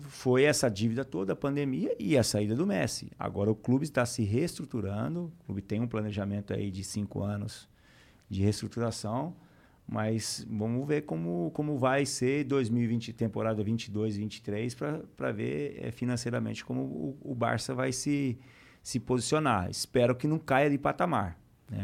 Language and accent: Portuguese; Taquaritinga, São Paulo, Brazil; moved away as an adult; also born or lived in Barcelona / Lyon; o campinho de terra onde eu joguei durante minha infância toda, em Taquaritinga